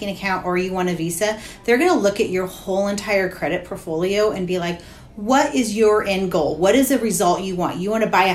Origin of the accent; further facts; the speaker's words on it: St. Helens, Oregon, United States; I was born and raised in St. Helens, so I'm local